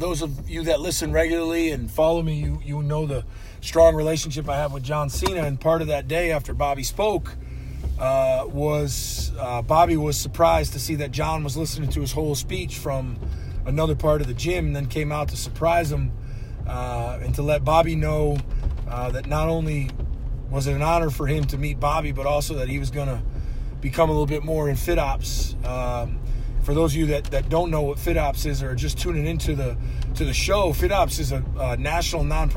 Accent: Massachusetts, United States; I am white Irish from Massachusetts

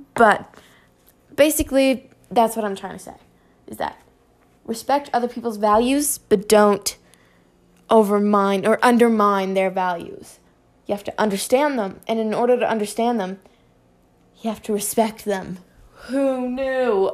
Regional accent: Canada; I'm from Canada.

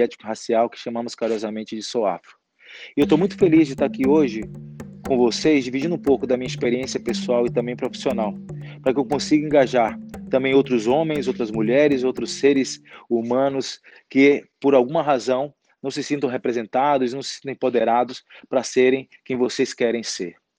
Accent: Salvador, Bahia, Brazil; now in São Paulo, Brazil; Sou baiano, nascido em Salvador

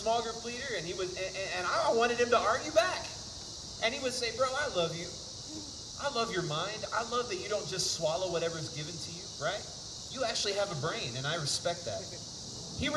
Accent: Houston, Texas, United States; moved away as an adult; I'm originally from Houston, Texas. Grew up in the big city.

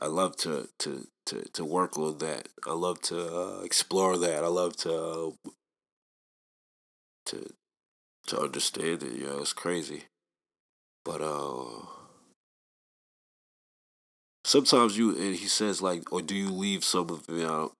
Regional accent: New York City, New York, United States; I'm from Staten Island

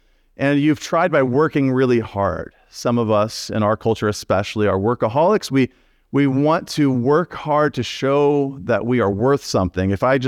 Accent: Texas, United States

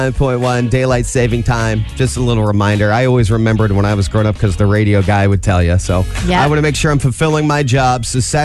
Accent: Fort Wayne, Indiana, United States; Actually, I was born in Fort Wayne

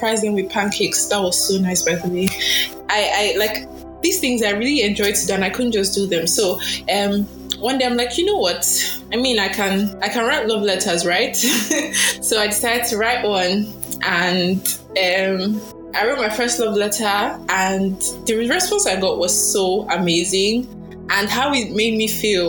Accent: Edo, Nigeria; Edo, yes. I'm from Edo State.

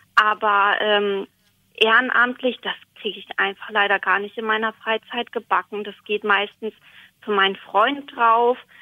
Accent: Stadthagen, Lower Saxony, Germany; Ich komme aus Stadthagen in Niedersachsen.

